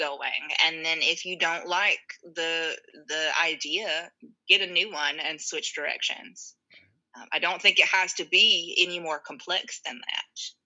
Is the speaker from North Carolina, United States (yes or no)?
yes; North Carolina, United States; also born or lived in New York; now in Durham, United States; I'm from a small town, North Carolina, a couple hours from here